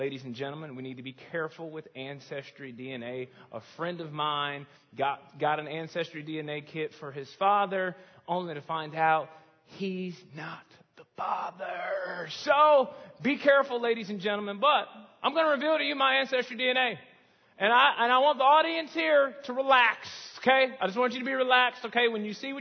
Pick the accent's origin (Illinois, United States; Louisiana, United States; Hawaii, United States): Illinois, United States; Chicago